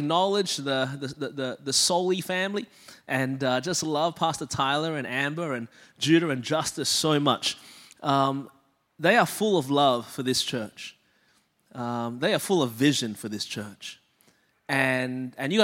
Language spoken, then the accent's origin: English; Melbourne, Victoria, Australia; moved away as an adult; now in Anderson, United States; I was born and raised in Melbourne, Australia. That's the reason my voice is this way